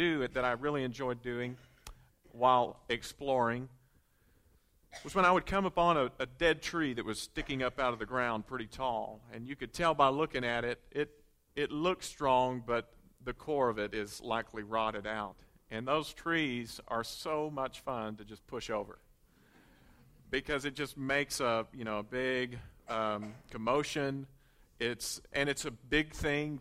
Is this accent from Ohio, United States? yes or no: no; Conway, Arkansas, United States; growing up in Conway